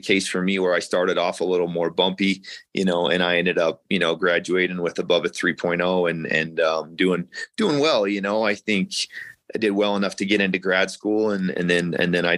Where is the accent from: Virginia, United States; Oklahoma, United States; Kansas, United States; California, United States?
Kansas, United States; Kansas City; moved away as an adult; also born or lived in Iowa / Missouri; now in Colorado Springs, United States; I'm from Kansas City